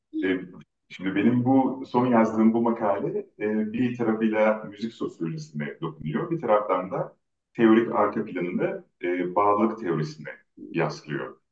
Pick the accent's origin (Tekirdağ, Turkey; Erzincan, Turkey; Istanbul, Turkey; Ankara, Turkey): Ankara, Turkey; Ben doğma büyüme Ankaralıyım